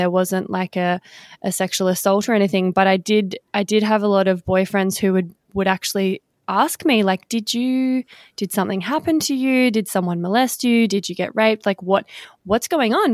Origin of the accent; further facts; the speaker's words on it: Victoria, Australia; now in Western Australia, Australia; I'm in Western Australia at the moment, but I am from Victoria